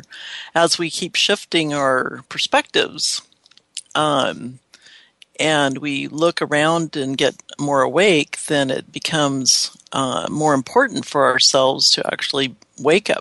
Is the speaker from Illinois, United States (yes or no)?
no; Seattle, Washington, United States; I'm from Seattle, the sleepless city